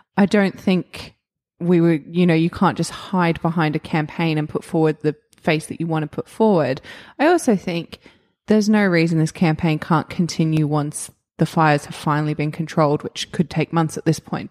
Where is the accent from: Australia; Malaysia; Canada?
Australia